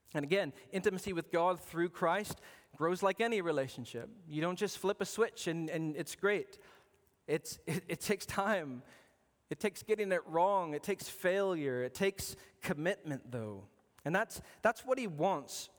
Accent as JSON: {"language": "English", "region": "Arizona", "country": "United States", "tie": "born or raised there", "said": "I was born in Arizona, and Arizona's a big desert"}